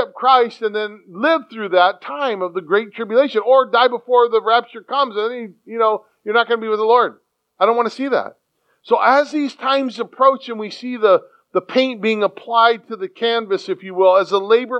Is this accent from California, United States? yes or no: yes; San Diego, California, United States; moved away; a city boy, born and raised in San Diego